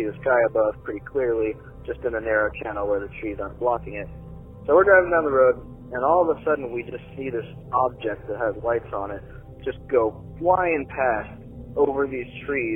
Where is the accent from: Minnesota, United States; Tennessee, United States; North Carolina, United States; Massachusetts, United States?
North Carolina, United States; I'm from North Carolina